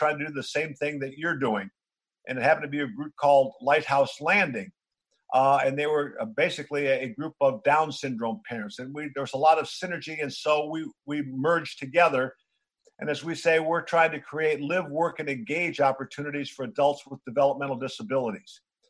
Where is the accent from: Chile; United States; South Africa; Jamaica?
United States; Batavia, Illinois; NBA Hall of Famer Dan Issel and I grew up together in Batavia, Illinois.